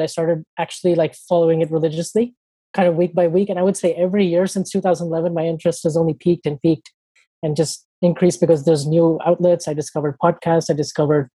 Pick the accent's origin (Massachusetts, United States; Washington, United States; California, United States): California, United States; San Diego; I'm from San Diego. I basically lived here my whole life